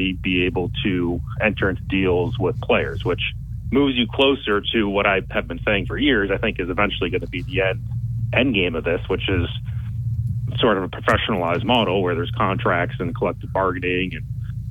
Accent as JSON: {"language": "English", "region": "Massachusetts", "country": "United States", "tie": "born or raised there", "said": "I grew up in Massachusetts"}